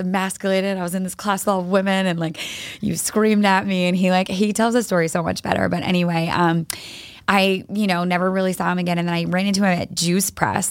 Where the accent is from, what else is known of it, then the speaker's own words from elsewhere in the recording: East Greenwich, Rhode Island, United States; moved away as an adult; also born or lived in Nashville / Los Angeles; now in Boston, United States; I grew up in East Greenwich, Rhode Island, so not too far from here